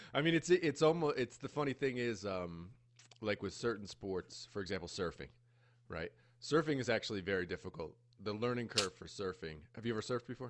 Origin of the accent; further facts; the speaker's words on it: United States; moved away as an adult; now in Costa Rica; growing up in the States